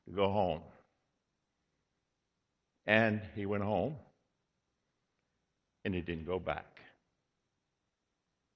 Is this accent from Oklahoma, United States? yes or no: no; Virginia, United States; I was born in Virginia